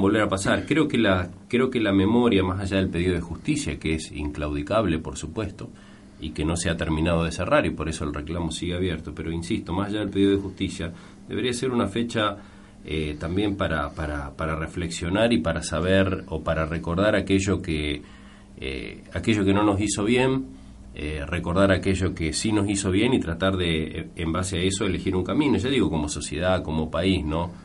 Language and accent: Spanish; Argentina; como argentino